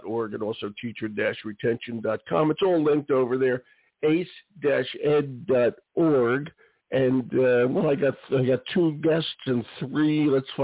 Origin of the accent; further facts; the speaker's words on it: Philadelphia, Pennsylvania, United States; I was born at 52nd and Girard